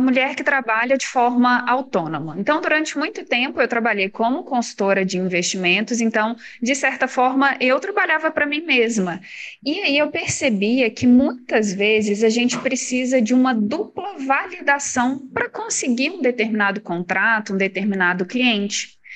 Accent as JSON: {"language": "Portuguese", "region": "Minas Gerais", "country": "Brazil", "said": "Eu sou de Minas"}